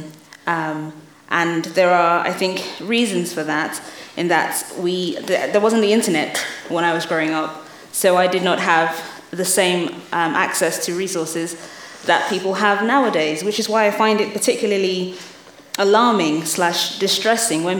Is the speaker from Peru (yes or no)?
no; London, United Kingdom; also born or lived in Lagos, Nigeria; I grew up in London and in Lagos, in Nigeria.